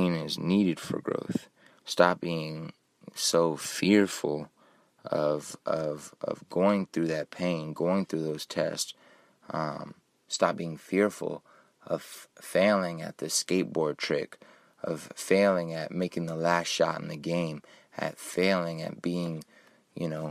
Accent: Kansas City, Missouri, United States; I grew up in Kansas City, Missouri, and I always had my family by my side

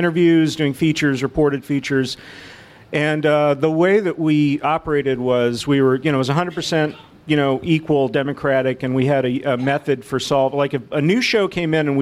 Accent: Dallas, Texas, United States; moved away as an adult; also born or lived in Newark; I came from Dallas, which is where I grew up

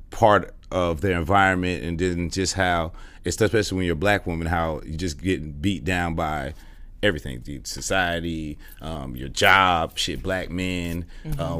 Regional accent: Inglewood, California, United States; moved away as an adult; also born or lived in Los Angeles; now in Atlanta, United States; I was born and raised in Inglewood, but moved around a lot

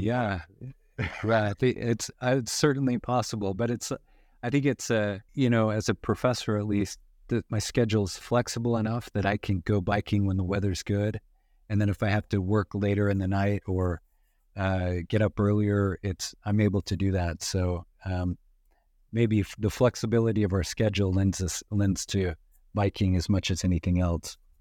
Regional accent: western Idaho, United States; grew up in in uh, western Idaho

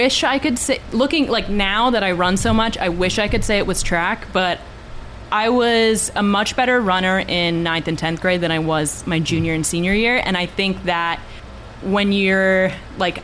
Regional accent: Hughesville, Pennsylvania, United States; now in Hawaii, United States; I'm from northeast central Pennsylvania, so a little town called Hughesville

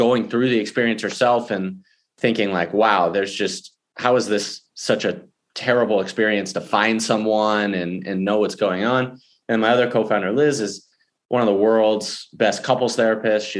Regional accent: Houston, Texas, United States; I grew up in Houston and I live there now with my wife and daughter and dog

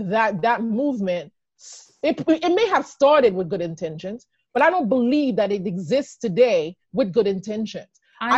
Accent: Haiti; also born or lived in Texas / Maryland; now in United States; I came from Haiti

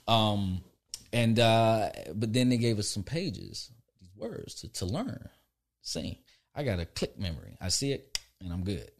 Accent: Orlando, Florida, United States; moved away; also born or lived in Albany, Georgia; I was raised in Florida

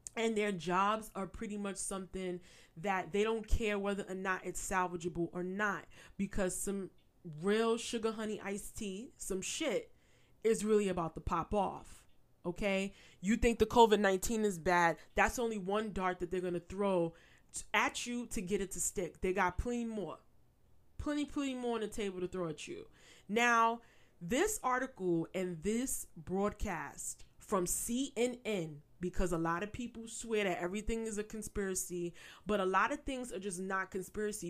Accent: New York, United States; I'm a native New Yorker, born and raised. I still reside in New York.

